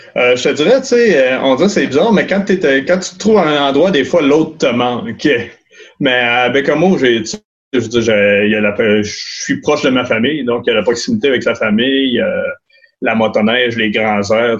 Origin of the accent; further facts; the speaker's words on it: Pointe-aux-Outardes, Quebec, Canada; also born or lived in Sept-Îles / Montreal / Alma; now in Baie-Comeau, Canada; je suis né à Pointe-aux-Utardes, j'ai grandi là-bas, je te dirais jusqu'à l'âge adulte